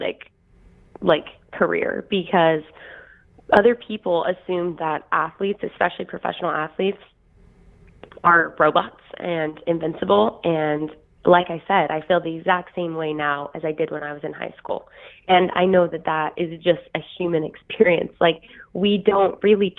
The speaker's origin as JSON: {"language": "English", "region": "Idaho", "country": "United States", "tie": "born or raised there", "said": "I am literally from Idaho. I was a potato, like, I did potato farming when I was growing up"}